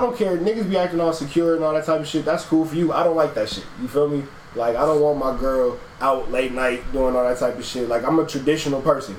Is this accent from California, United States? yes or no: yes; Los Angeles, California, United States; now in Atlanta, United States; I grew up in LA, born and raised